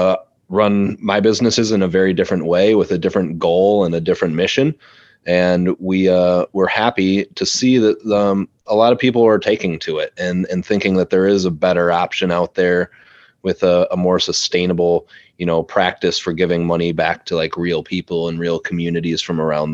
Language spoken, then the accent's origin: English; Madison, Wisconsin, United States; moved away; I grew up in Madison